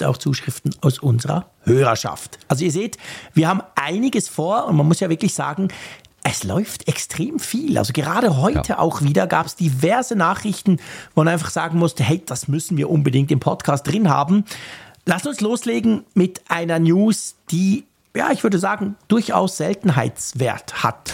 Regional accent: Switzerland; bei uns in der Schweiz

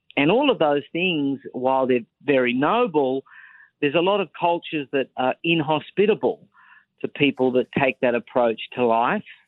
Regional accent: Australia; accent: Australian; moved away as an adult; also born or lived in Sydney; now in United States; I spent the first 32 years of my life living in Australia, born there, went to school there, raised there, the whole lot

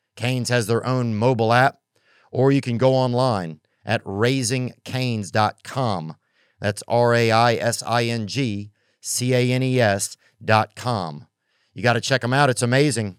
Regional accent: the South, United States; I'm not even really a Southern guy, but I'm from the South

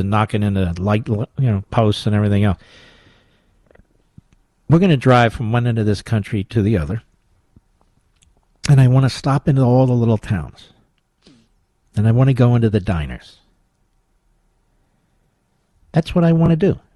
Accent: Philadelphia, Pennsylvania, United States; Philadelphia, Pennsylvania, my hometown

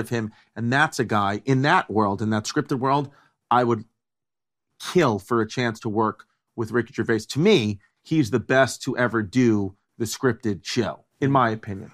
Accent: New York, United States; also born or lived in New Jersey; Growing up in New York

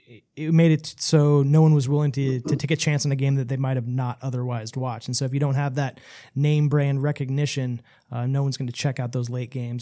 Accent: Bay Area, California, United States; I'm from the Bay Area

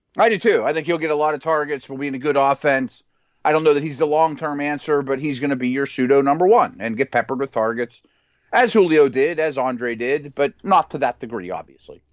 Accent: Pittsburgh, Pennsylvania, United States; I'm from Pittsburgh, I live in Pittsburgh

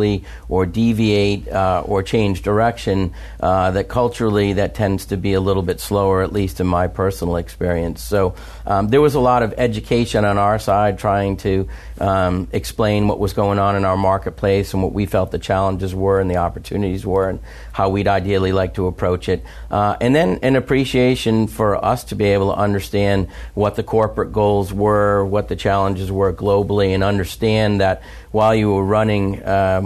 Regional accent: United States

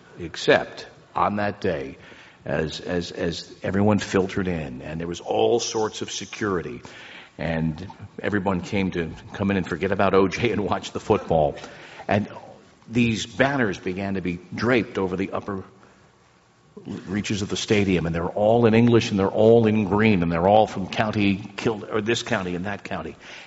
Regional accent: New Jersey, United States; growing up in Jersey as I did

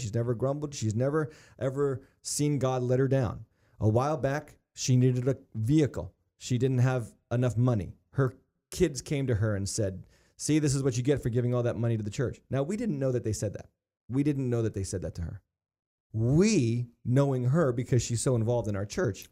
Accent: United States

